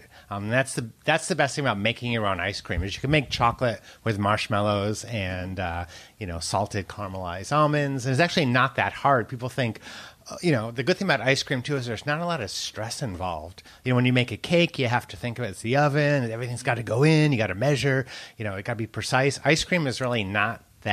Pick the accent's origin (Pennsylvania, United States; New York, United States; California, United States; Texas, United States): California, United States; now in Paris, France; I'm from California